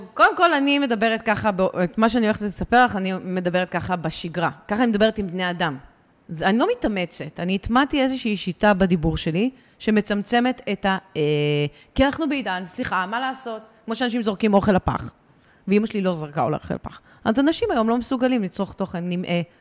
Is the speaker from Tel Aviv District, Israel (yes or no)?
no; Ra'anana, Central District, Israel; אני מרעננה